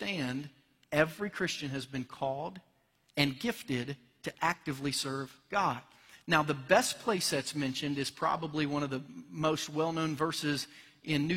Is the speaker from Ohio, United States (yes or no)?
yes; Cincinnati, Ohio, United States; my hometown Cincinnati